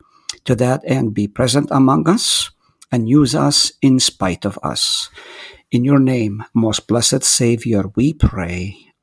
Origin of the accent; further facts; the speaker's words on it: Nazareth, Northern District, Israel; moved away as an adult; now in United States; I was born in Nazareth, the same place where Jesus grew up.